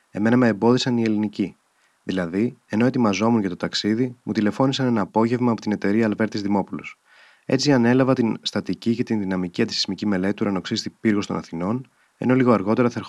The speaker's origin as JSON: {"language": "Greek", "town": "Athens", "region": "Attica", "country": "Greece", "tie": "born there", "said": "Γεννήθηκα όμω στην Αθήνα το 1936."}